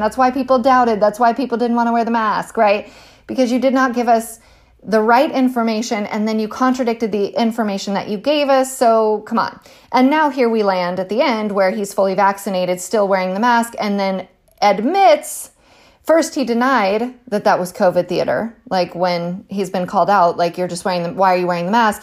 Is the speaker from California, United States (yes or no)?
yes; California, United States; moved away; I'm from California originally